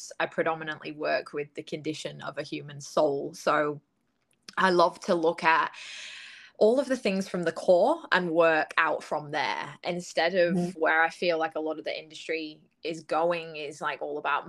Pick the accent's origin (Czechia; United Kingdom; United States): United Kingdom; moved away as an adult; now in Gold Coast, Australia; I'm from the UK, in case anybody didn't pick up on my accent.